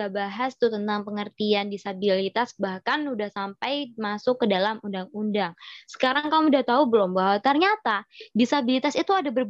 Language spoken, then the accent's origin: Indonesian; Sidoarjo, East Java, Indonesia; Kalau aku dari Sidoarjo.